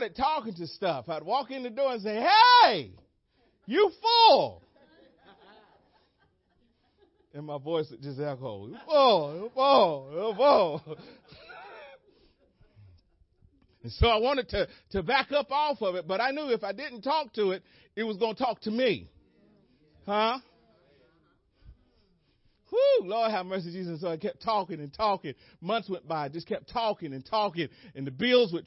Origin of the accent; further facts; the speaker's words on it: United States; I'm American